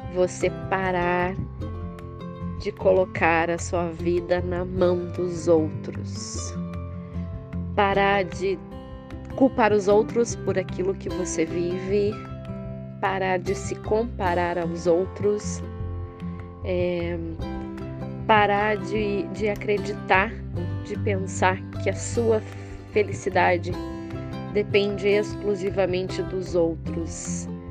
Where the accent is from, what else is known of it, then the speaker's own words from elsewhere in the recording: Curitiba, Paraná, Brazil; de Curitiba, no Paraná